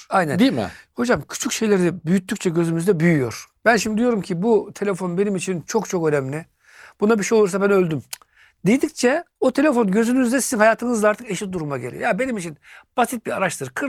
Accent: Turkey; Ben Türk'üm. Annesinin umurunda değil. Ya çocuk soğuk karlı havada gezmiş bu çocuğun ayakları üşümez. Bizim Türk anneler olsa bırak ıslak ayakla gezmeyi Aman Allah'ım.

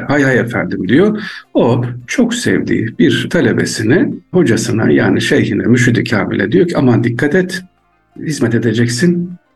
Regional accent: Aksaray Province, Turkey; also born or lived in Ankara; Aksaraylıyım üniversitede okuyorum Ankara Üniversitesi.

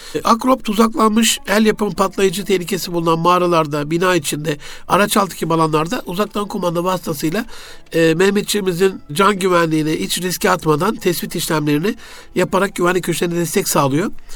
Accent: Gaziantep, Turkey; memleketim Gaziantep'te

